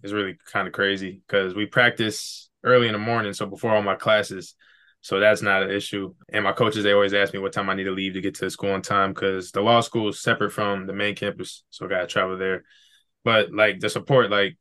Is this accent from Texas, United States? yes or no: no; Brooklyn Park, Minnesota, United States; I'm from Brooklyn Park, Minnesota. It's about 15 miles north of Minneapolis.